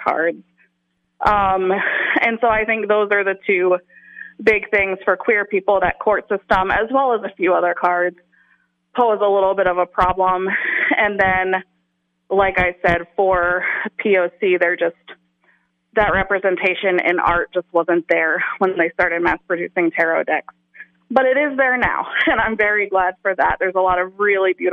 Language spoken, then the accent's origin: English; the South, United States; moved away; I was a white person growing up in the South in the closet. When I went into the world and I didn't live there anymore